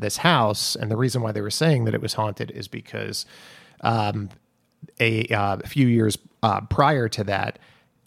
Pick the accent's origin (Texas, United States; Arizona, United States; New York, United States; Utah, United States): New York, United States; Long Island; where Alexis and I grew up on Long Island